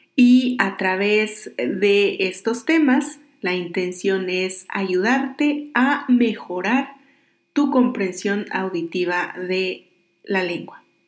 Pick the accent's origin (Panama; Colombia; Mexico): Mexico; Oaxaca; originario de Oaxaca, mi tierra